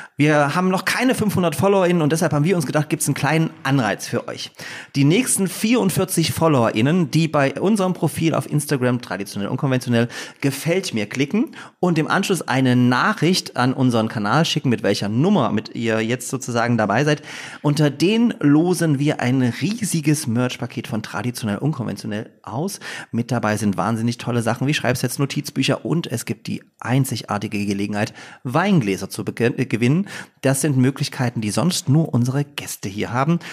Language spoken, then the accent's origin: German; Upper Lusatia, Saxony, Germany; moved away as an adult; also born or lived in Leipzig; Ich bin ja sozusagen in Oberlausitz geboren und da war Dresden einfach nie eine Option, dort zu studieren, weil einfach äh, das zu nah gewesen wäre an der Familie